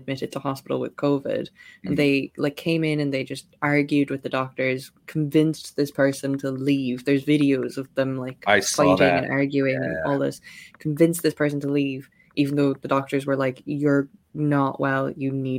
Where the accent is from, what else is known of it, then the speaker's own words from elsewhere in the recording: West Cork, Munster, Ireland; I'm from West Cork